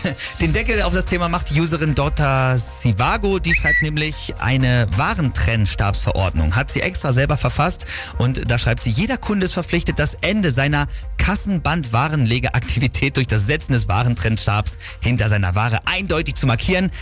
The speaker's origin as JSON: {"language": "German", "area": "East Frisia", "region": "Lower Saxony", "country": "Germany", "said": "das wusste selbst ich als Ostfriese nicht, aber wie pragmatisch wir Ostfriesen sind"}